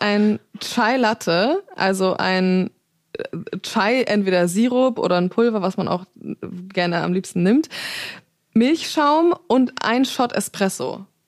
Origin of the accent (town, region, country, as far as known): Zeven, Lower Saxony, Germany; now in Hamburg, Germany